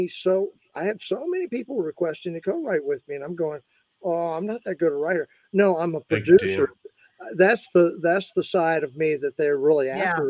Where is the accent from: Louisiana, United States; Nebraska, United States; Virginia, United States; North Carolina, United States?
Virginia, United States; I grew up in Virginia